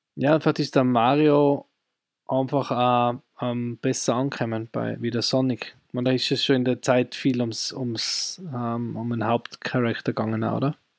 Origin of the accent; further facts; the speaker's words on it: Austria; bei uns in Österreich am ORF